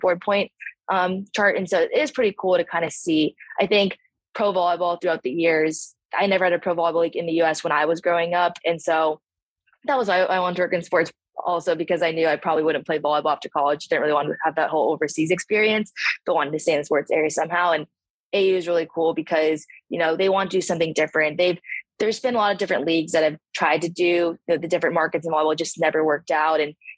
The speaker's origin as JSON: {"language": "English", "region": "California", "country": "United States", "also_born_or_lived": "Chicago", "moved": "as an adult", "lives_now": "Miami, United States", "said": "I'm from California."}